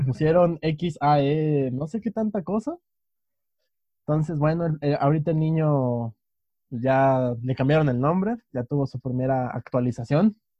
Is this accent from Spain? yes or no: no; Mexico; somos dos chicos mexicanos que viven en un país